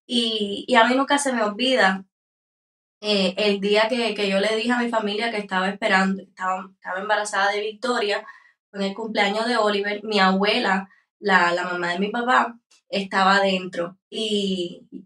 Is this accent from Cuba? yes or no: yes; San Antonio de los Baños, Artemisa, Cuba; Nosotros somos de San Antonio de los Baños, un pueblo en Habana Campo.